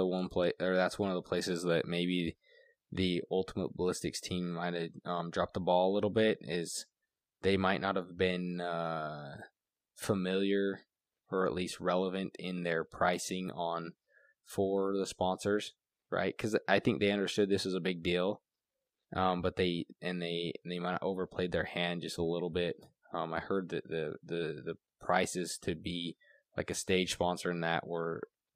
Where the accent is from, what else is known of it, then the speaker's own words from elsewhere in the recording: United States; as an American